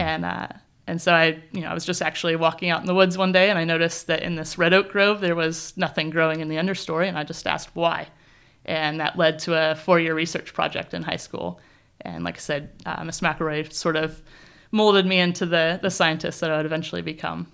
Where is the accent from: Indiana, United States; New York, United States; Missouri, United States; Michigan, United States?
Indiana, United States; southern; moved away as an adult; also born or lived in California; now in New Zealand; I grew up on a farm in the southern part of Indiana